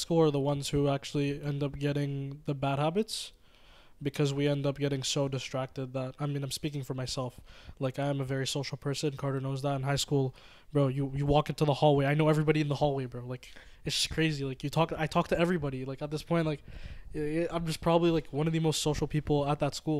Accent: Mauritius; sorry guys, I'm from Mauritius, just putting that out there.

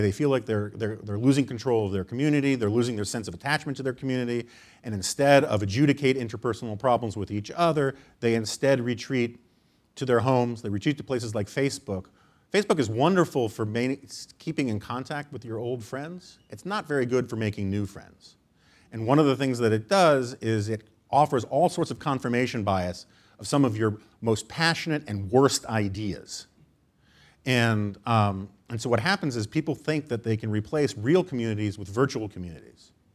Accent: New York City, New York, United States; I grew up in New York City

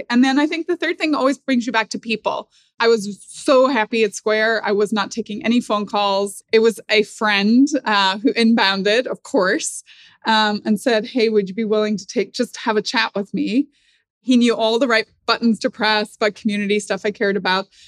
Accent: Northern Ireland, United Kingdom; Like I grew up in Northern Ireland.

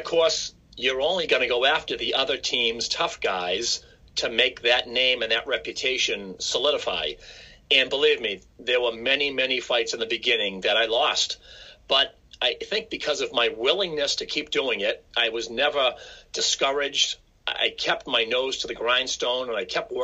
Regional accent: Quincy, Massachusetts, United States; I grew up in Quincy, Massachusetts, which is a city just south of Boston

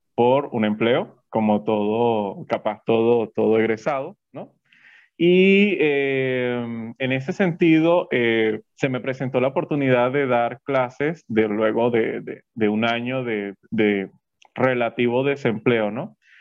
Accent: Yaracuy, Venezuela; como todo muchacho que quizás viene del interior

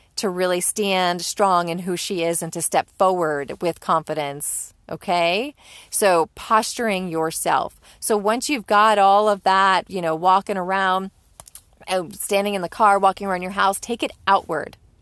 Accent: Northeast, United States; even if you're a Yankee like I am, you're born and raised in the Northeast

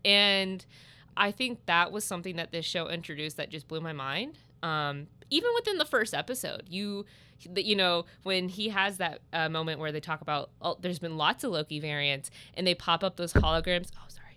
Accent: Southern Illinois, United States; I'm from Southern Illinois

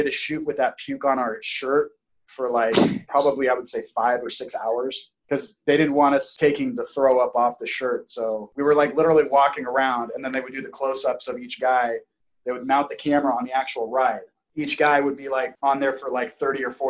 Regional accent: Auburn, California, United States; I was born in Auburn, California

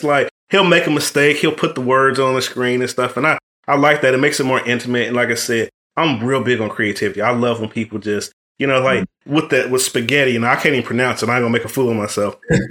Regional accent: Midwest, United States; now in Fort Worth, United States; and like I said, I'm from the Midwest too.

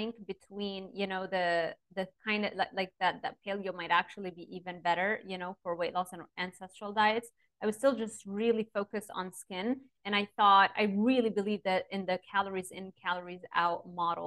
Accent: Lebanon; moved away; I grew up in Lebanon and it wasn't an easy upbringing

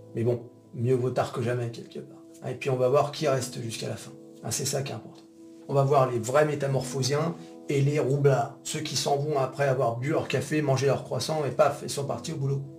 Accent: France; on est français

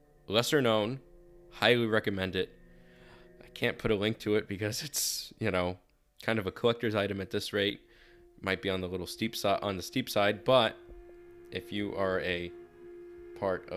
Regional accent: New Jersey, United States; my home state of New Jersey

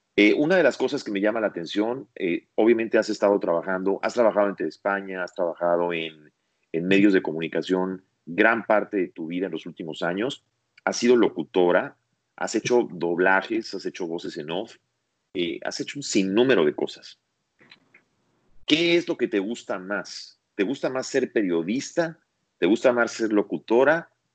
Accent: Mexico; now in United States; en México, en mi país, y aquí en Estados Unidos

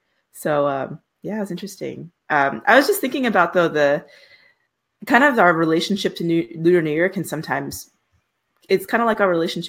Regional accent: Virginia, United States; now in Los Angeles, United States; growing up in Virginia

